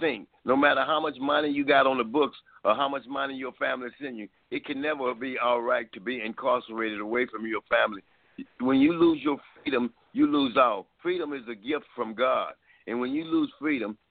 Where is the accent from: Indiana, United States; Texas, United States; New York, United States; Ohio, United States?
Texas, United States; Dallas; I'm from Dallas